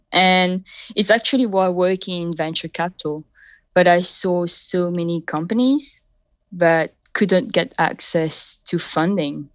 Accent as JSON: {"language": "English", "country": "Mauritius", "tie": "born or raised there", "also_born_or_lived": "United Kingdom", "accent": "a bit of a French and a bit of British", "first_language": "French", "second_language": "English", "moved": "as an adult", "lives_now": "San Mateo, United States", "said": "I was born in Mauritius on the southeast coast of Africa."}